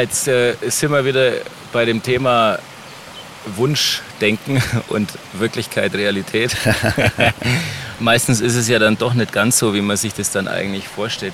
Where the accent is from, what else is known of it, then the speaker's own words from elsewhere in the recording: Helmbrechts, Bavaria, Germany; unsere Heimatstadt Helmbrecht